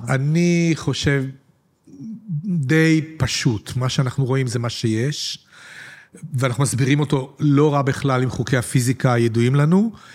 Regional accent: Petah Tikva, Central District, Israel; אני גדלתי בפתח תקווה בשנות השישים

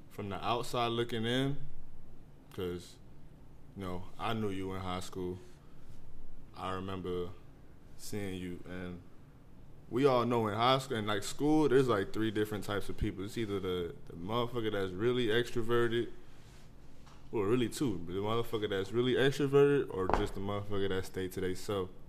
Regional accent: Orlando, Florida, United States; Born and raised in West Orlando, most definitely.

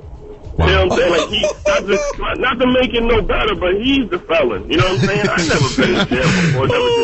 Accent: New York City, New York, United States; I'm from East New York, Pink Houses to be exact.

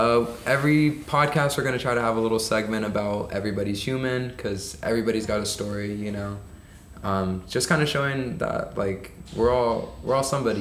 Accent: Ventura, California, United States; moved away as an adult; now in San Francisco, United States; I'm from Ventura.

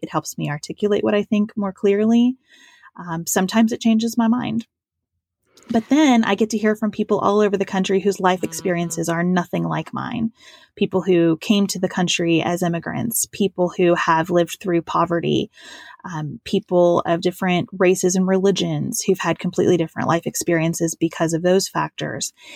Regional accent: Western Kentucky, United States; also born or lived in Lexington, Kentucky; I grew up in Western Kentucky on a dairy farm

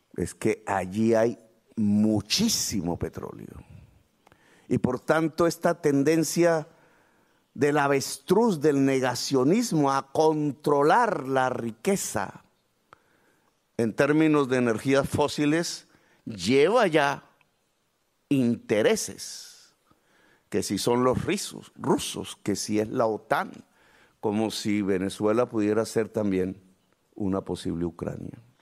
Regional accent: Colombia; la responsabilidad nuestra como colombianos

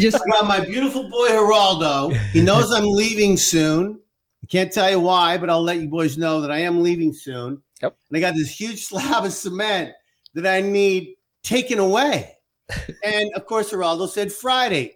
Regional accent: Canada; now in United States; I'm a Canadian first, mm. and, and and I always will be. And I'm I'm proud to be Canadian

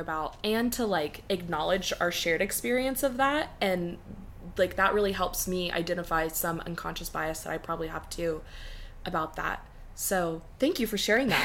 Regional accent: the South, United States; growing up in the South

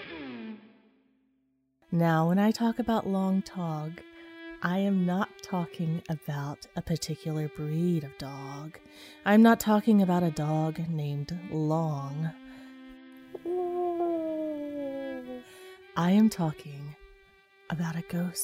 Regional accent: Kingsport, Tennessee, United States; My hometown, as I've mentioned before, is a small city in northeast Tennessee known as Kingsport

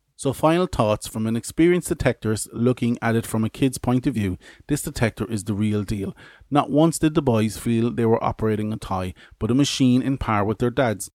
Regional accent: Ireland; I'm Irish.

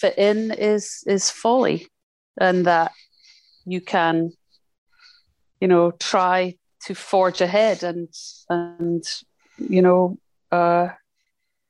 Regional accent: Scotland, United Kingdom; being Scottish growing up in Thatcher's Britain

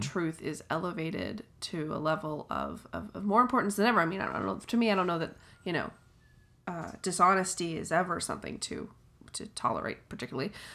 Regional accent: Atlanta, Georgia, United States; I'm from Atlanta

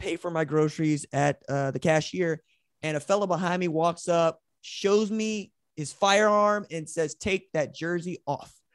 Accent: Tulsa, Oklahoma, United States; I'm from Tulsa

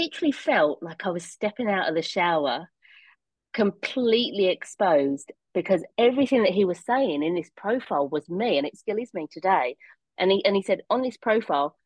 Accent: Rayleigh, East of England, United Kingdom; I went home to my hometown, Rayleigh in Essex

